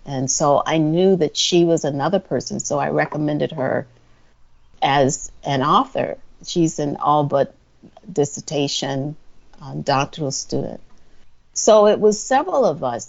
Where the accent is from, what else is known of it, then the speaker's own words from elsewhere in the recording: Orangeburg, South Carolina, United States; moved away as an adult; also born or lived in Detroit, Michigan; I grew up in Orangeburg, South Carolina, which is in the middle of the state